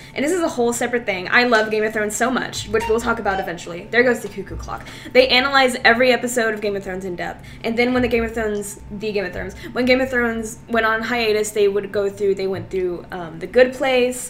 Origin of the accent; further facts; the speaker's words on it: Texas, United States; I'm from Texas, I live outside of Dallas